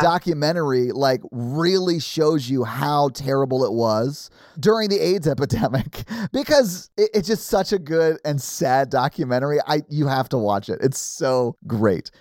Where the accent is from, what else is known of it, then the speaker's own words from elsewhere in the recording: Nashville, Tennessee, United States; growing up in Nashville, not liking country music